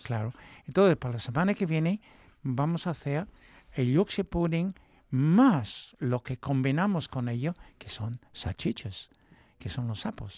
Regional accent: England, United Kingdom; Spanish is a second language; moved away; Yo soy inglés

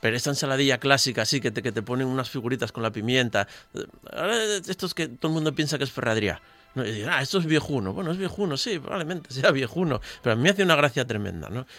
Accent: Gijón, Asturias, Spain; en Gijón somos un poco eh, iconoclastas, eh, irracionales

